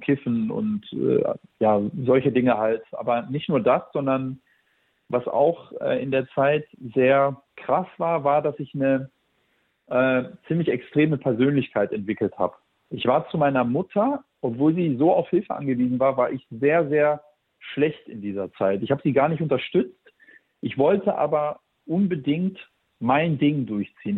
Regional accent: Germany; wir sind äh, aus Kroatien. Ich bin hier in Deutschland geboren

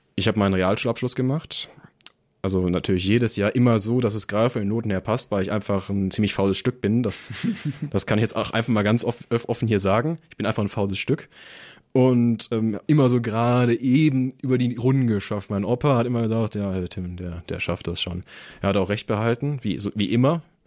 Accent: Bottrop, North Rhine-Westphalia, Germany; moved away as an adult; also born or lived in Biberach; ich komme halt aus der Metropole, bin halt Kind des Ruhrgebiets, man hört es vielleicht auch

